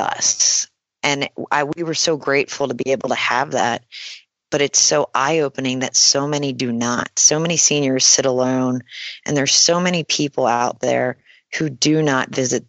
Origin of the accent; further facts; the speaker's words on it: Pennsylvania, United States; I'm from Pennsylvania, and I've been a family person